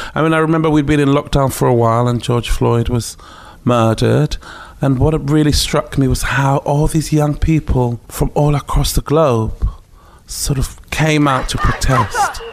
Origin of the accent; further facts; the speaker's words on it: Ghana; moved away; also born or lived in Takoradi, Ghana / Accra, Ghana; growing up in ghana but on a military base